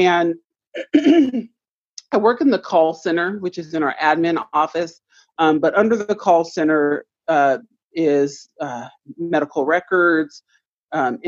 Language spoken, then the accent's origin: English; Tacoma, Washington, United States; Born and raised in Tacoma